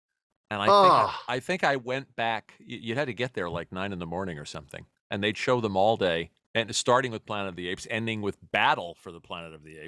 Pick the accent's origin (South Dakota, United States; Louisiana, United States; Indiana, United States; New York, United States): New York, United States; New York City; also born or lived in Brooklyn, New York; I was born in Brooklyn, but raised in Queens.